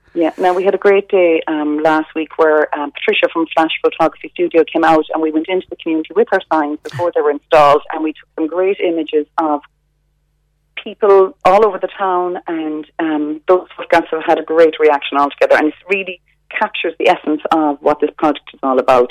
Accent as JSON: {"language": "English", "town": "Dunmanway", "region": "Munster", "country": "Ireland", "tie": "born or raised there", "said": "Dunmanway is my hometown, and I'm very proud of it. I'm proud to be from Dunmanway"}